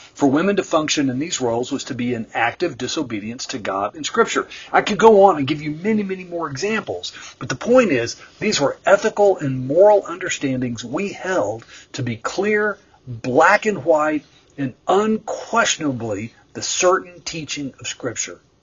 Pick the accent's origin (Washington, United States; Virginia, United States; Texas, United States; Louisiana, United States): Texas, United States; central; I grew up in the Southern Baptist Church in central Texas in a small town